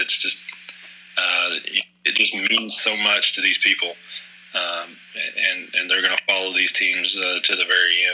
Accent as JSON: {"language": "English", "town": "Dover", "country": "United States", "tie": "born or raised there", "said": "it's what I grew up with in Dover"}